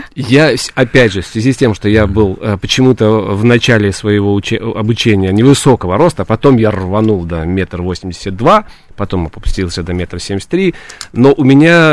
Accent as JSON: {"language": "Russian", "town": "Odesa", "region": "Odesa Oblast", "country": "Ukraine", "also_born_or_lived": "Kyiv", "moved": "as an adult", "lives_now": "Moscow, Russia", "said": "После Киева, после театрального института я вернулся и работал в Одессе"}